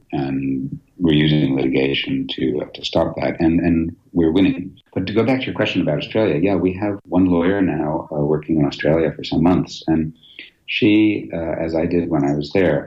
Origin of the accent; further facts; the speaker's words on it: United States; moved away as an adult; now in United Kingdom; I naively moved to the EU as an American